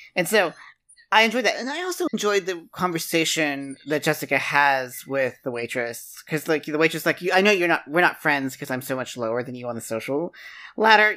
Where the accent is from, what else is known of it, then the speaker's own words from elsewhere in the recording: West Virginia, United States; moved away; That's three times larger than my hometown. in West Virginia.